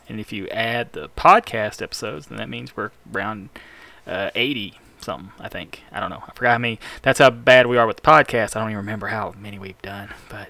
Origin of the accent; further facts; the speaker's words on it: Pell City, Alabama, United States; I'm from Pell City, Alabama. Smell shitty Alabama.